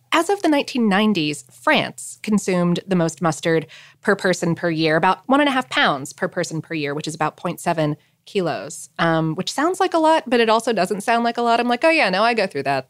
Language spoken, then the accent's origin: English; South Florida, United States; born or raised there